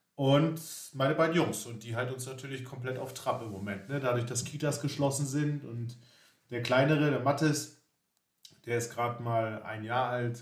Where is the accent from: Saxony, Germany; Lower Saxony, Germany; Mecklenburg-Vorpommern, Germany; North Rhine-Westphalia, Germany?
Mecklenburg-Vorpommern, Germany; Greifswald; sind zusammen in der schönen Stadt Greifswald aufgewachsen.